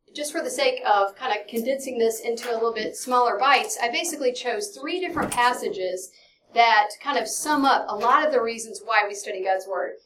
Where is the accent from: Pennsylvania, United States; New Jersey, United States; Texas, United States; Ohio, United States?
Texas, United States; Dallas; I'm from Dallas, Texas